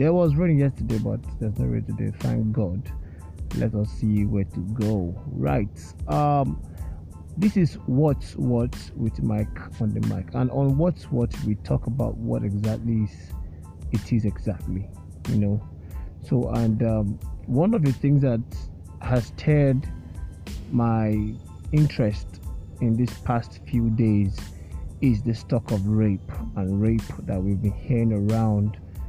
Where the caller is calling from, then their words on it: Lagos, Nigeria; and I'm speaking from Lagos, and for all of you listening to me outside Lagos, right here in Lagos, it is a little sunny